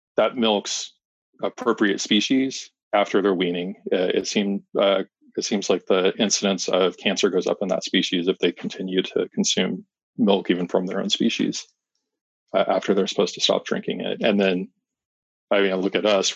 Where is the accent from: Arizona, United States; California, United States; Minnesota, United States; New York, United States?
Arizona, United States; also born or lived in Fort Worth, Texas; I grew up here in Arizona